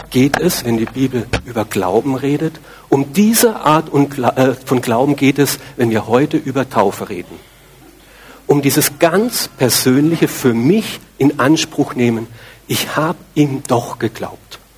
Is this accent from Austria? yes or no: yes; Austria; Ich bin Christ, natürlich. Ich bin ja in Österreich groß geworden, selbstverständlich.